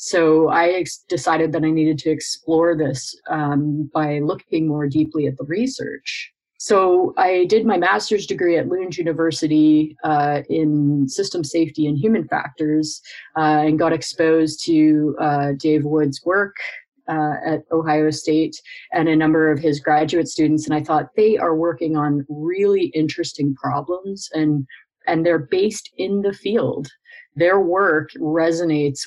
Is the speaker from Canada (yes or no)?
yes; Canada; I grew up climbing in the Canadian Rockies